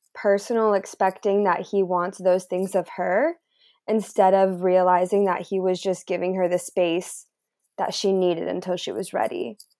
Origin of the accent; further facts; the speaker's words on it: Mount Shasta, California, United States; growing up in Mount Shasta